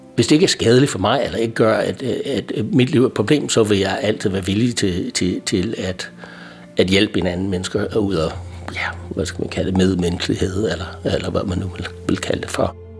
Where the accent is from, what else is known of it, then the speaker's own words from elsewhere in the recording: United States; Danish is a second language; moved away as an adult; now in Denmark; jeg er amerikaner, kom til Danmark i halvfems og har været her mere eller mindre siden